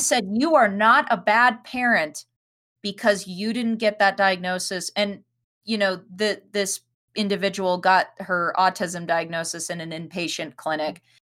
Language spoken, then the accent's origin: English; Denver, Colorado, United States; we grew up in Denver